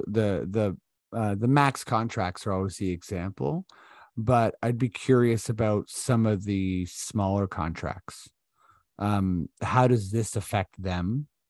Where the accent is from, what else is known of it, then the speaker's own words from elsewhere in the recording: Toronto, Ontario, Canada; we're from Toronto